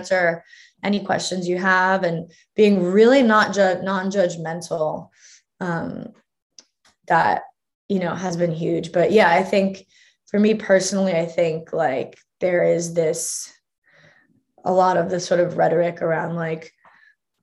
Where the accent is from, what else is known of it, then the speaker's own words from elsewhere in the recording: California, United States; I'm from California, and so I'm like, you know, indoctrinated in sort of pseudo hippie culture